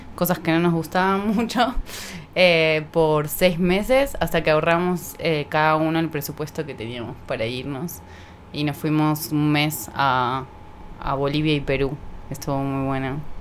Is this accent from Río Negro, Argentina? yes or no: no; Buenos Aires, Argentina; also born or lived in Tucumán; yo crecí en Buenos Aires, pero mi familia es de Tucumán, del norte.